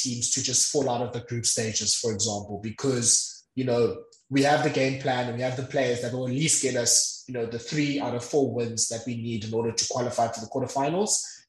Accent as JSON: {"language": "English", "country": "South Africa", "said": "So, yeah, I think as a South African rugby watcher, you look at that squad and I think there's a bit of heavy breathing."}